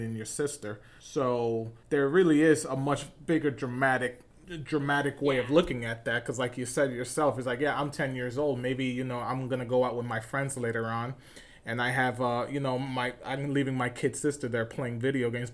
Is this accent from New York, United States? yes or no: yes; New York, United States; I'm from New York